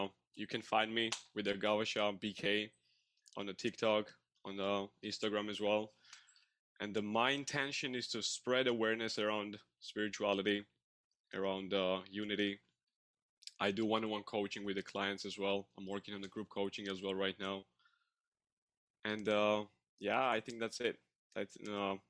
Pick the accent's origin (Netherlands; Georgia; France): Georgia; English is a second language; now in Canada; I'm from Georgia, but I live in Canada. So English is my second language.